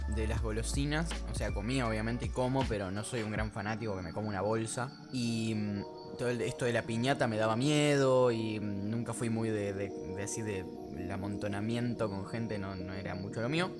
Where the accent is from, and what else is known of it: Argentina